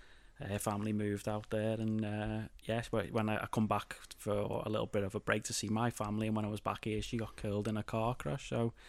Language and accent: English; Claughton, North West England, United Kingdom; So I was born in Claughton Village.